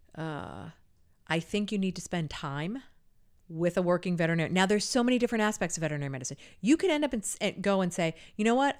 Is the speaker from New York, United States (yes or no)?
no; California, United States; moved away; I'm from California originally